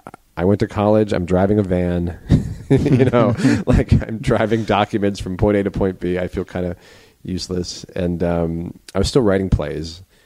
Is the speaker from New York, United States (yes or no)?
yes; New York, United States; now in Los Angeles, United States; No, I'm from New York originally.